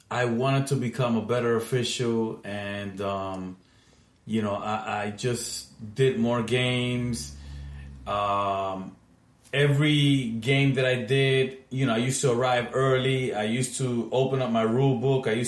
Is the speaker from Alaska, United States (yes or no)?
no; New York City, New York, United States; I grew up in Washington Heights.